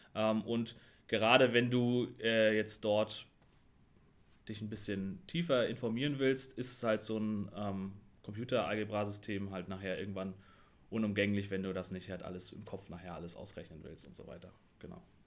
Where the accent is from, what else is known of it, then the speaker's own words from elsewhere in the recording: Rostock, Mecklenburg-Vorpommern, Germany; also ich bin auch in Rostock geboren ähm, und habe auch den Größteil meines Lebens hier in Rostock gelebt